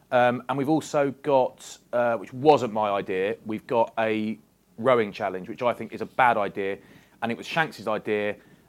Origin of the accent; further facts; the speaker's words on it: Bath, South West England, United Kingdom; I'm from Bath